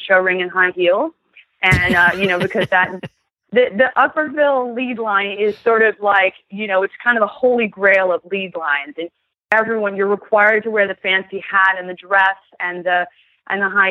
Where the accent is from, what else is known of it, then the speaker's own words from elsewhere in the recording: New Jersey, United States; I grew up in New Jersey